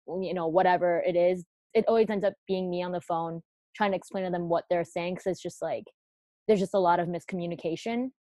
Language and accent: English; United States; I was born here in America